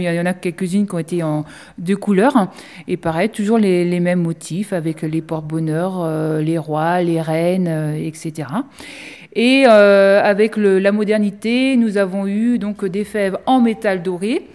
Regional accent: France; nous, en tant que Français

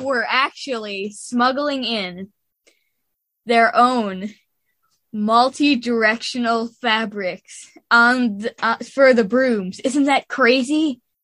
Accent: New Berlin, Wisconsin, United States; New Berlin, Wisconsin.

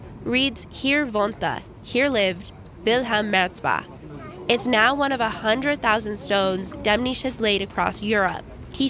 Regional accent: Los Angeles, California, United States; When I was growing up in Los Angeles

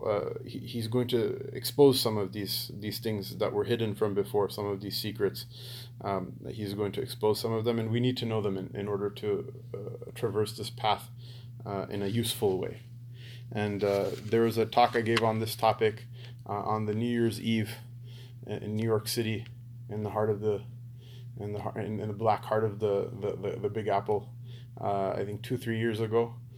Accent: Pakistan; Because we're Pakistani, right? All Pakistanis go to Jannah, right?

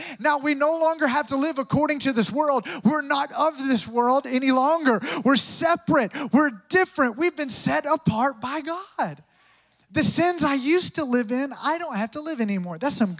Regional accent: Tampa, Florida, United States; Come on, we're from Tampa. We love a good blackened grouper sandwich.

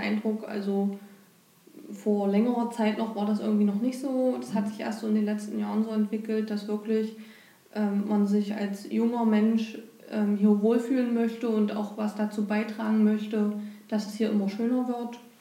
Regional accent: Bernburg, Saxony-Anhalt, Germany; bin hier geboren und hier aufgewachsen und lebe auch hier

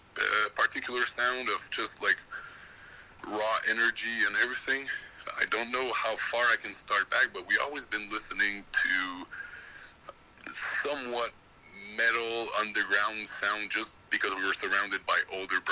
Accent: Montreal, Quebec, Canada; I'm from Montreal

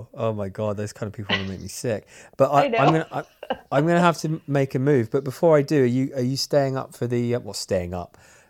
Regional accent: United Kingdom; I'm British.

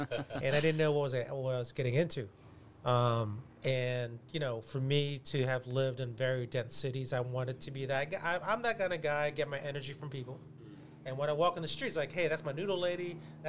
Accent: Atlanta, Georgia, United States; I come from Atlanta where it's a, you know, I would say less so now, but it's a pretty fair-weather town when it comes to professional sports.

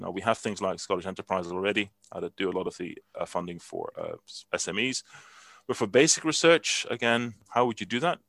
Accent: Netherlands; moved away; I'm from Holland originally, and I still have a Dutch passport.

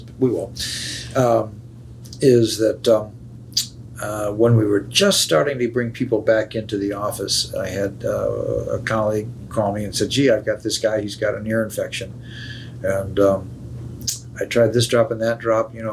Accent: Fort Wayne, Indiana, United States; moved away as an adult; now in Chicago, United States; I grew up in Fort Wayne, Indiana, which was an absolutely wonderful place to grow up.

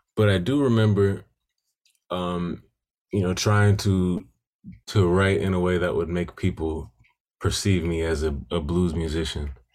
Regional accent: Milwaukee, Wisconsin, United States; growing up in Milwaukee

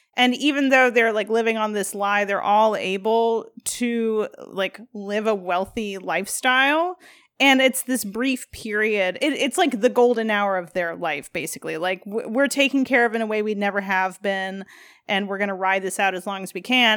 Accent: Midwest, United States; as a Midwesterner

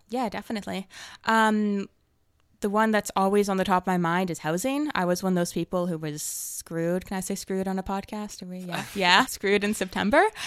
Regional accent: Toronto, Ontario, Canada; moved away as an adult; now in Victoria, Canada; I'm from Toronto originally, and I just moved out here for university

